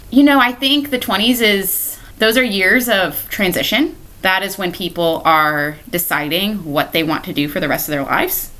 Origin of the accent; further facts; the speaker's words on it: Cocoa, Florida, United States; I'm born and raised in Brevard County. Um, so, I'm a Cocoa, Florida native. I've lived here my entire life.